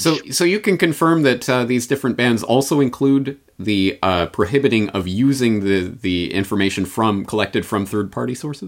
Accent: Canada; now in Japan; I come at this as a Canadian in Japan

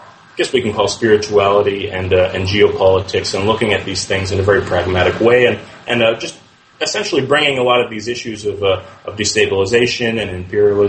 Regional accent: Jersey City, New Jersey, United States; moved away as an adult; also born or lived in New York City; now in Malaysia; my experience growing up in New York City, you know, in Jersey City, where we have areas of my hometown

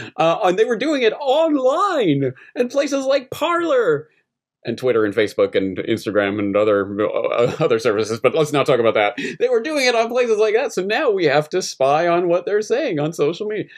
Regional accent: Canada; now in Japan; I'm Canadian in Japan

